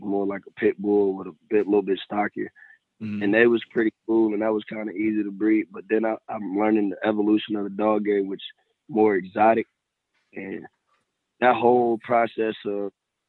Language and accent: English; Virginia, United States; I'm from Maryland, Virginia